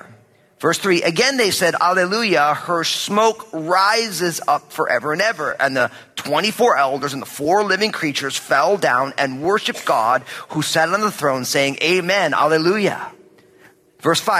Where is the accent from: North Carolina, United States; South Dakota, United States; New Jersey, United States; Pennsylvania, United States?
New Jersey, United States; I'm from New Jersey